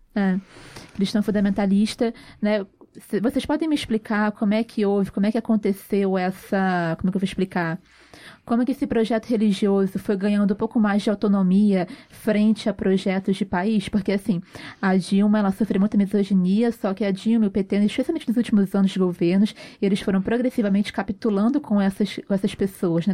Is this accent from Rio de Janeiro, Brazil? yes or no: yes; Rio de Janeiro, Brazil; a gente é carioca